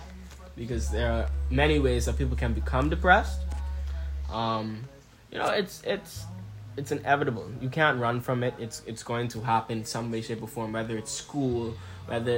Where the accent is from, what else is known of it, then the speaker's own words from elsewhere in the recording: Bahamas; also born or lived in Nassau, Bahamas; me being a Bahamian